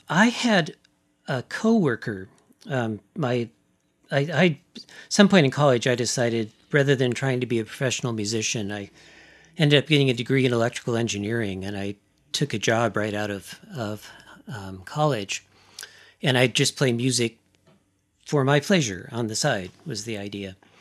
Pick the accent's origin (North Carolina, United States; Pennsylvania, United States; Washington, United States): Washington, United States; Seattle; also born or lived in East Coast; I was born in Seattle, so I've pretty much, I've, my permanent address has always been within the greater Seattle area